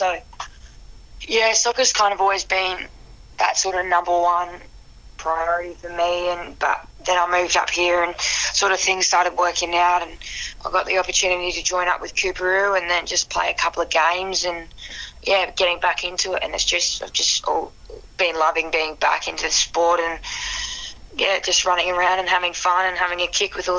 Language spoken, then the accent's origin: English; Mount Gambier, South Australia, Australia; now in Adelaide, Australia; I'm actually originally from Mount Gambier, which is a little country town 5 hours south of Adelaide. And did all my growing up there